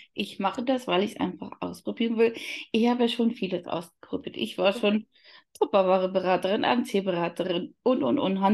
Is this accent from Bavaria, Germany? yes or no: yes; Upper Palatinate, Bavaria, Germany; komme aus Oberfichtach, das liegt in der Oberpfalz